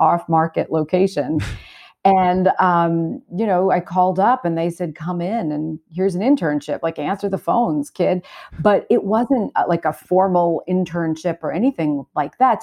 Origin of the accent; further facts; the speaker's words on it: New York City, New York, United States; I grew up in Brooklyn